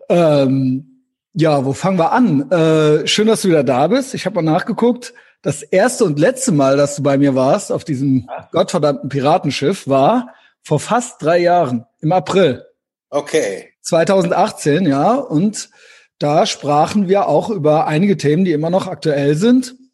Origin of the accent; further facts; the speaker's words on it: Germany; Wir Deutschen, wir gucken auf die Schweizer immer so ein bisschen als die vernünftigen äh, Beobachter von uns so.